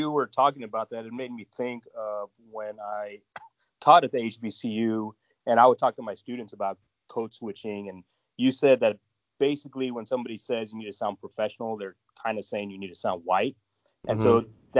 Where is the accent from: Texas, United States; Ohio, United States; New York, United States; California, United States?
Texas, United States; El Paso; so I'm from El Paso, which is like 85% Latino, like deeply connected to Mexican culture.